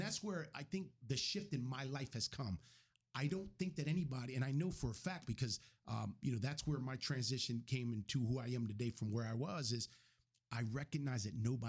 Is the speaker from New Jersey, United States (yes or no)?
yes; Camden, New Jersey, United States; I grew up in Camden, New Jersey at the worst possible time during the crack epidemic.